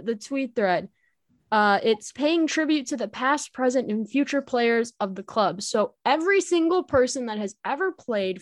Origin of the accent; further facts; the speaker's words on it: United States; as an American